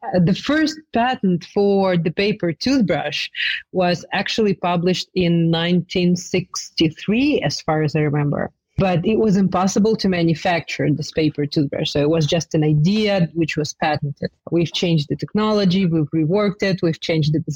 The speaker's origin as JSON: {"language": "English", "country": "Ukraine", "also_born_or_lived": "New York, United States", "said": "we've moved back to Ukraine because I was pregnant and I wanted to give birth in my home country"}